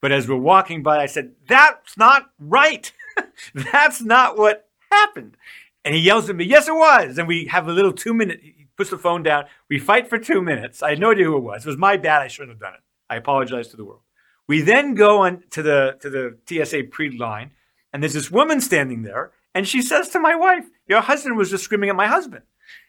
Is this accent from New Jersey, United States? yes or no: no; Georgia, United States; I'm from Georgia